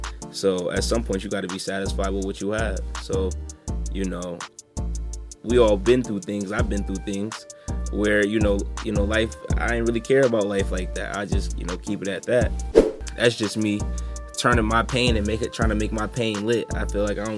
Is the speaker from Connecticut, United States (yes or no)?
yes; Hamden, Connecticut, United States; I was born in Hamden